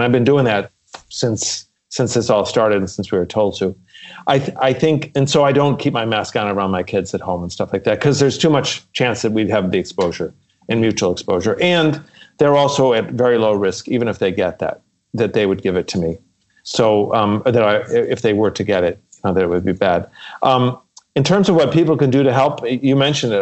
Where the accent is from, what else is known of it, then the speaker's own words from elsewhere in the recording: Chicago, Illinois, United States; we had a big family growing up in Chicago